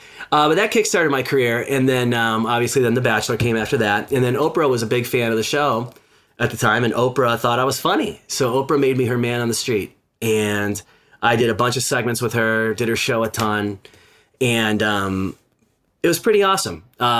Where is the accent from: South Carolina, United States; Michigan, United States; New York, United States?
Michigan, United States; Detroit; moved away as an adult; also born or lived in West Coast; just moved back to Detroit, which is my hometown. Had been living on the West Coast for the last 20 some years and, wanted to move back home, be closer to my family.